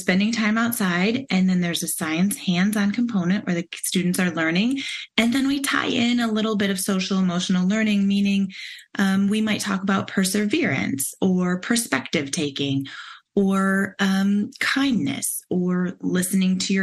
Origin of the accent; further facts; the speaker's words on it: Michigan, United States; moved away as an adult; now in Cleveland, United States; I grew up in Michigan.